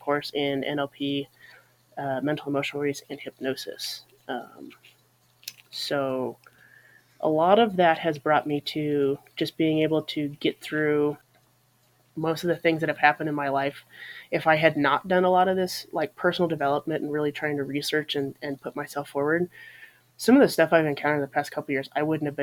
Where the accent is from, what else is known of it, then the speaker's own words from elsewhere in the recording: Colorado, United States; now in Montana, United States; I grew up in Colorado originally. I now live in Montana